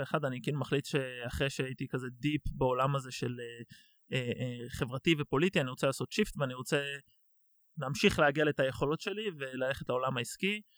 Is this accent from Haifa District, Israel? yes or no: no; Tel Aviv, Tel Aviv District, Israel; אני בורן אנד רייז בתל אביב, אז גדלתי בים